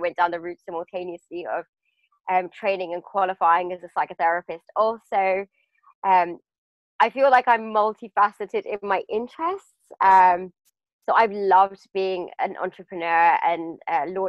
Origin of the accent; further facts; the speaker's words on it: United Kingdom; also born or lived in London; I grew up just outside of London.